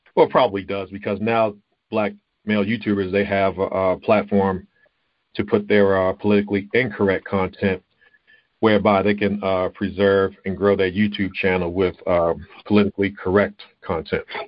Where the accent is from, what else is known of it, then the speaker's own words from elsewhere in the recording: Baltimore, Maryland, United States; I grew up in Baltimore, Baltimore, Maryland